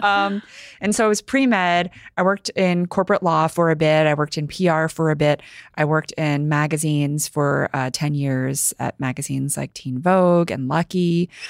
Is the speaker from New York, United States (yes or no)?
yes; New York City, New York, United States; English is a second language; I grew up here in New York City, first generation, um, American, child of immigrants. I didn't speak English until I think it was about, like, five or six